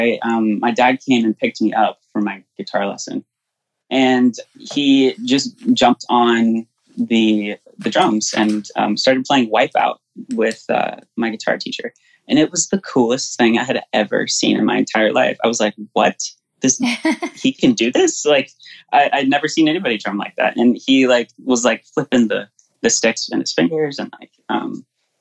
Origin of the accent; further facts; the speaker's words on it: Pensacola, Florida, United States; moved away; also born or lived in New York / New Orleans; I'm from Pensacola, Florida